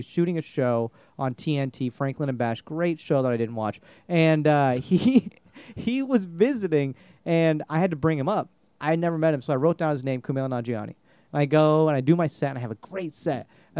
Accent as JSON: {"language": "English", "country": "India", "said": "I'm just going to be an engineer. I'm Indian."}